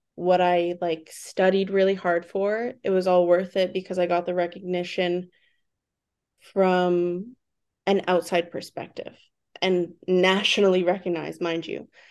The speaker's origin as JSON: {"language": "English", "town": "Vancouver", "region": "British Columbia", "country": "Canada", "tie": "born or raised there", "said": "I was born and raised in Vancouver, B C"}